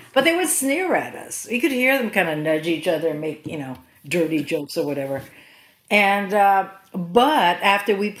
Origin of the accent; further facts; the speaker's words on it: Philippines; moved away; also born or lived in California; I'm Filipina and was raised in the Philippines